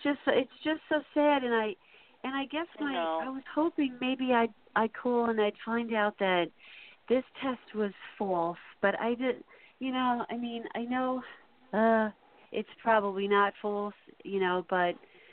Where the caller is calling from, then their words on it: Holbrook, New York, United States; I'm calling from New York.